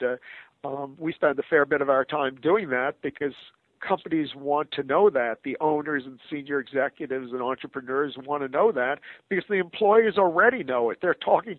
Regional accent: United States; an American citizen

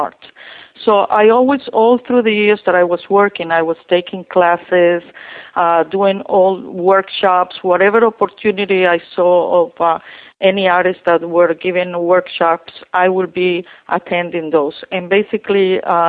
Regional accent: Colombia; English is a second language; moved away as an adult; also born or lived in Westchester, New York; now in United States; I'm from Colombia.

